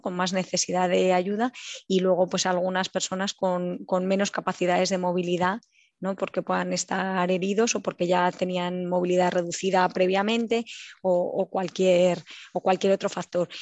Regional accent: Ávila, Castile and León, Spain; moved away as an adult; now in Warsaw, Poland; nací en Ávila

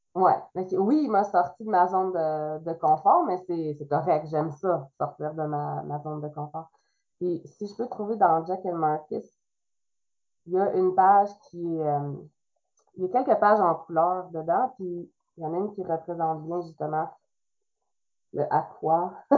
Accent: Trois-Rivières, Quebec, Canada; first language French; je suis québécoise euh, pur comme on dit, là. Je viens de Trois-Rivières. C'est même, je dis Trois-Rivières, mais c'est Saint-Louis-France, un village à côté de Trois-Rivières

